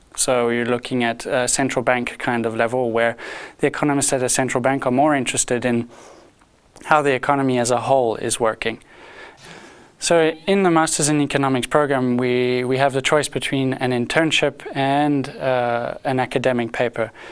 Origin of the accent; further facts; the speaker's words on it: South Africa; moved away as an adult; now in Lausanne, Switzerland; I am a South African. I'm not a native Swiss